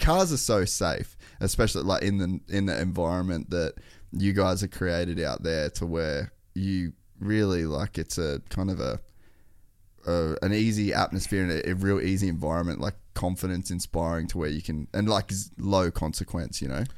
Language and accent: English; Cairns, Queensland, Australia; when I was a kid, we grew up in Cairns